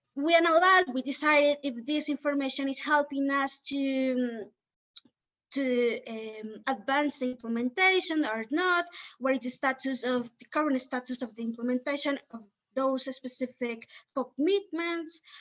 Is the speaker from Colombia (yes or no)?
yes; Cali, Valle del Cauca, Colombia; I am from the Pacific region, especially a city called Cali. Uh, Santiago de Cali is the complete name